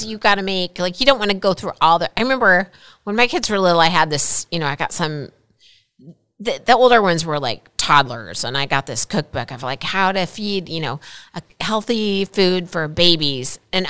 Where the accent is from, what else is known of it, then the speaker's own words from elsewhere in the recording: Midwest, United States; maybe this is where I grew up in the Midwest